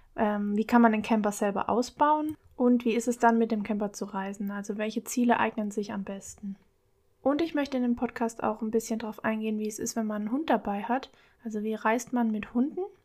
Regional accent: Baden-Württemberg, Germany; moved away as an adult; also born or lived in Bavaria / Palatinate, Rhineland-Palatinate; now in Rhineland-Palatinate, Germany; Ursprünglich komme ich aber eigentlich aus Bayern, aber bin in Baden-Württemberg aufgewachsen

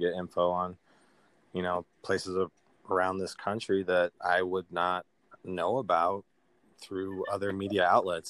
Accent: Montana, United States; also born or lived in Missouri; very proud to be technically a Montanan, even though I was born in Missouri.

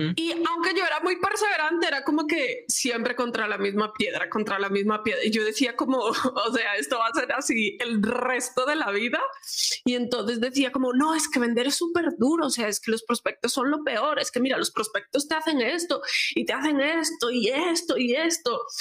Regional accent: Galicia, Spain; como buena gallega

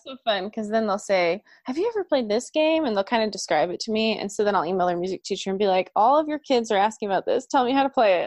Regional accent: Oklahoma, United States; I'm from Oklahoma

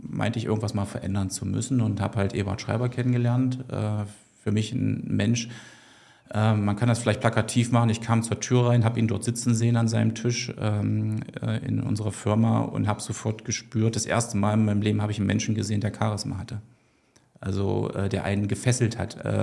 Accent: East Germany, Germany; ich bin, bin ich auch ein bisschen stolz drauf, ein Kind der DDR, also 1974 geboren.

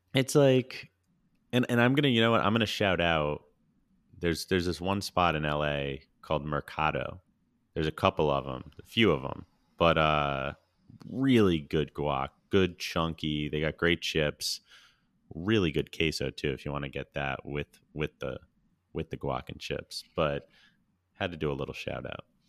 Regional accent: Orange, Connecticut, United States; my hometown spot from growing up, China Pavilion, Orange, Connecticut

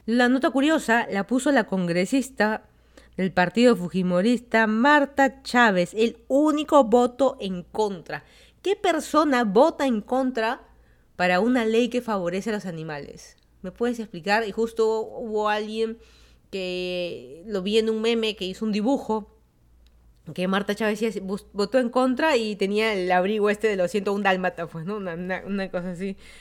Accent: Lima, Peru; moved away as an adult; also born or lived in Miami, United States / Virginia, United States; now in Fairfax County, Virginia, United States; yo soy de Lima, Perú, me mudé a Estados Unidos, ya van a ser 5 años.

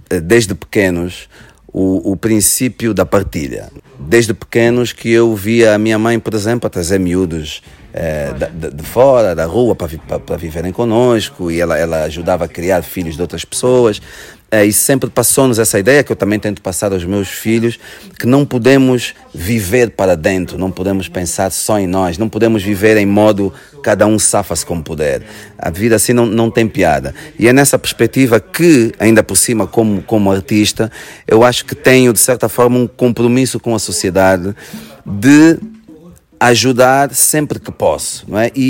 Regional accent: Luanda Province, Angola; moved away as an adult; now in Portugal; Porque eu, eu vim de Angola com 18 anos e, e quando emigrei para Portugal eu já era muito angolano, não é?

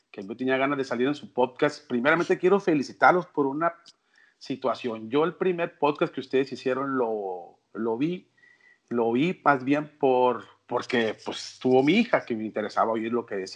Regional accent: Culiacán, Sinaloa, Mexico; yo soy del norte, soy de Culiacán, tengo 50 años

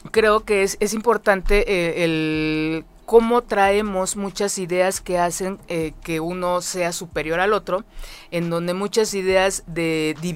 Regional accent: Mexico

